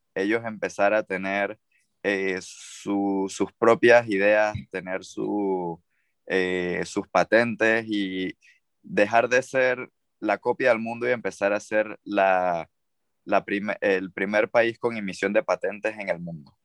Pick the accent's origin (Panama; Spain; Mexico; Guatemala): Panama; moved away as an adult; now in China; de Panamá